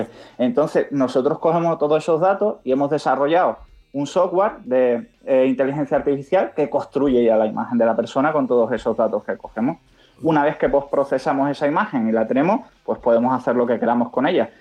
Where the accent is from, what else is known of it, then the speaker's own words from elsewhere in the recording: Cádiz, Andalusia, Spain; now in Madrid, Spain; nosotros aunque estamos en Madrid, somos de Cádiz